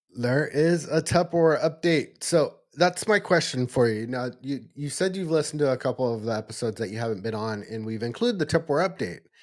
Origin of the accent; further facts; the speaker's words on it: Eureka, California, United States; actually in my hometown